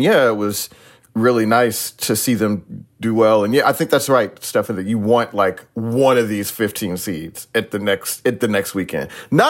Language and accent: English; the South, United States; also born or lived in New York; as like a Southern guy